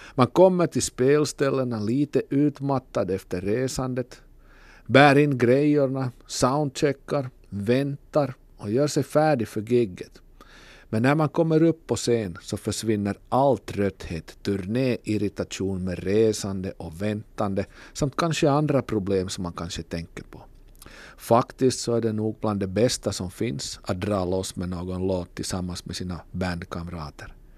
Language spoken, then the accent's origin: Swedish; Kokkola, Central Ostrobothnia, Finland; från Kokkola.